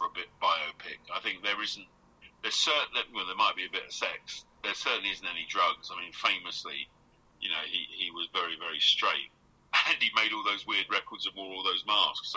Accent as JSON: {"language": "English", "area": "Essex", "region": "East of England", "country": "United Kingdom", "tie": "born or raised there", "said": "I'm from Essex, I live in Southend, I grew up under the sound of the feel-goods"}